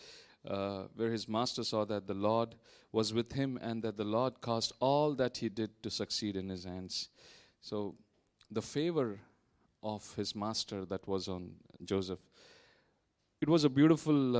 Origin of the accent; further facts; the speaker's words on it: India; moved away as an adult; now in Vietnam; I'm from India. We've been here in Vietnam for the past 12 plus years